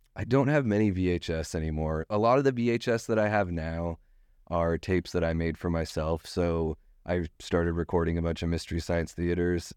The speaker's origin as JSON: {"language": "English", "town": "Juneau", "region": "Alaska", "country": "United States", "tie": "born or raised there", "said": "I grew up in Juneau, Alaska, in Southeast Alaska"}